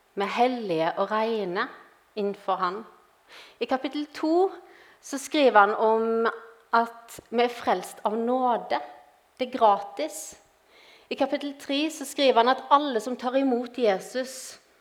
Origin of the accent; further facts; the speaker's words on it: Western Norway, Norway; moved away as an adult; now in Grimstad, Norway; jeg er opprinnelig fra Vestlandet, som dere sikkert hører.